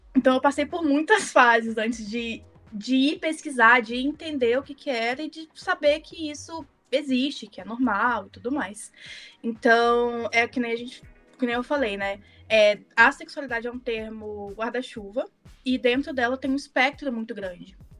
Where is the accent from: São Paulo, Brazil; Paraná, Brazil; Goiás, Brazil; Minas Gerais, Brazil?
Minas Gerais, Brazil; accent: mineiro; eu sou mineira, então se o sotaque sair aí, vocês já sabem de onde que é.